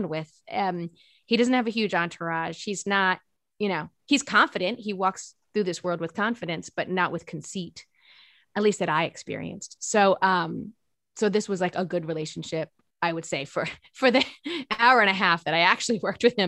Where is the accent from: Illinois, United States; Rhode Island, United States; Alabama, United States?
Rhode Island, United States; I'm from Rhode Island.